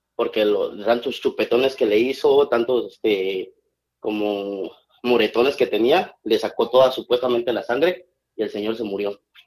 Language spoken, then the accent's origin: Spanish; San Lorenzo Cacaotepec, Etla, Oaxaca, Mexico; moved away; Cuando estaba chiquito en mi, pueblo, vengo de un pueblo de Oaxaca